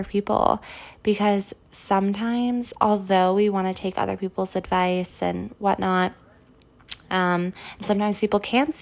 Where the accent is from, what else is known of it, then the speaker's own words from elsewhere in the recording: California, United States; now in New York City, United States; growing up in California